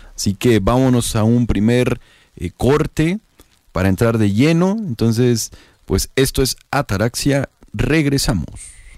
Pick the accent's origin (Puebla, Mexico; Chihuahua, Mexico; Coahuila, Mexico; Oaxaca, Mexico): Oaxaca, Mexico; La tradición muy propia de Oaxaca, de las y los oaxaqueños. Algo así de que somos un estado de la República con mucha tradición